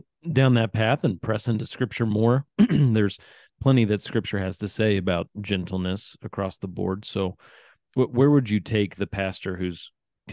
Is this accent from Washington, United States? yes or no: no; Sedalia, Missouri, United States; I am from Sedalia, Missouri